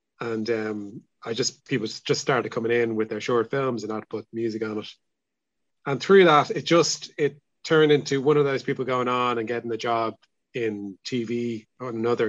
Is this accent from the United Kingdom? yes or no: no; Dublin, Leinster, Ireland; also born or lived in Salthill, Galway; now in Galway, Ireland; I'm from Dublin. I feel like I'm a permanent blow-in now, really